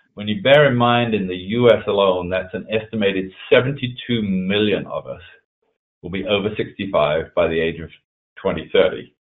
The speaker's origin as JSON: {"language": "English", "region": "England", "country": "United Kingdom", "tie": "born or raised there", "moved": "yes", "lives_now": "East Coast, United States", "said": "I was originally born in England, that you can probably hear from my accent, but uh, I left there back in 1986"}